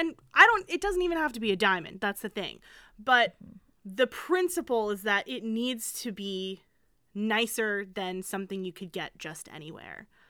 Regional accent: United States; I'm an American, but I'm also Jewish

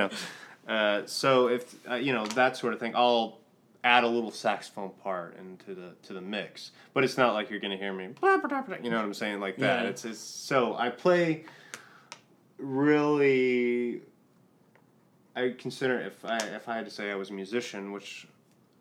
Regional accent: Tulsa, Oklahoma, United States; born or raised there; also born or lived in South Carolina

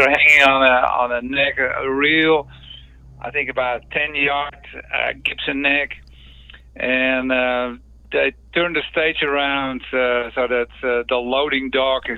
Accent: Netherlands; English is a second language; moved away; also born or lived in United States; originally I'm from the Netherlands

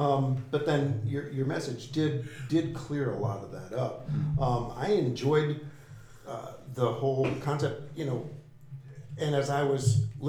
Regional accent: Florida, United States; I grew up in Florida, played in the ocean all the time.

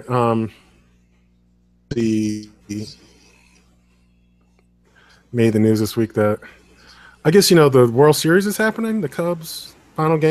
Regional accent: Chicago, Illinois, United States; I am from Chicago

